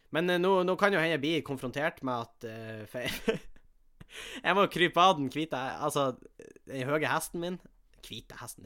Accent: Tjongsfjord, Nordland, Norway; moved away; Hjemme i Tjongsfjord

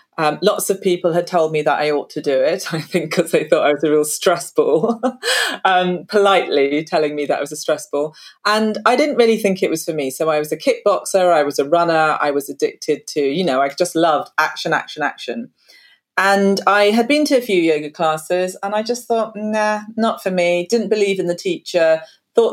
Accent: London, United Kingdom; I'm from South London originally

